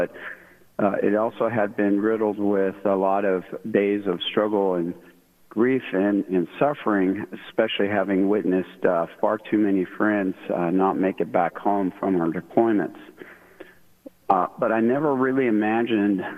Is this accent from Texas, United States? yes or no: no; Sacramento, California, United States; moved away as an adult; We're all originally from the Sacramento area, and I am a retired military dude